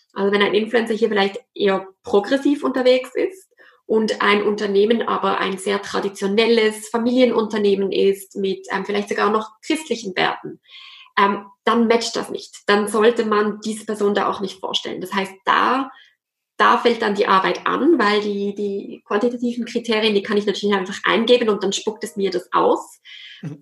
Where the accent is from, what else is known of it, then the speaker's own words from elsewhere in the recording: Basel, Basel-Stadt, Switzerland; moved away as an adult; also born or lived in French-speaking Switzerland / Zürich; Ich komme ursprünglich aus Basel, was man jetzt im Hochdeutschen nicht hört